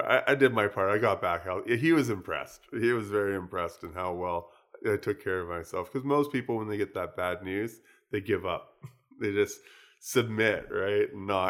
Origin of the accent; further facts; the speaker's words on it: United States; moved away as an adult; now in Vancouver, California, United States; I came from the States and I came from a small town with nobody there. And, you know, traffic was basically non-existent.